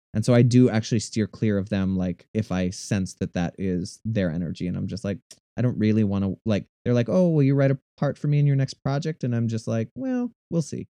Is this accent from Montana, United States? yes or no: no; Minnesota, United States; I'm originally, I'm from Minnesota. Um, I am the youngest of six kids. Um, so I had a very large family growing up. Um, I grew up in an incredibly small town.